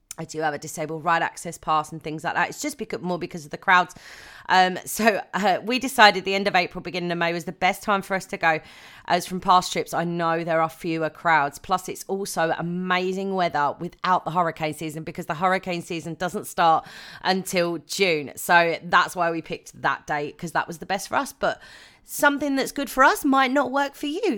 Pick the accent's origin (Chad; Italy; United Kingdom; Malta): United Kingdom; I am a Brit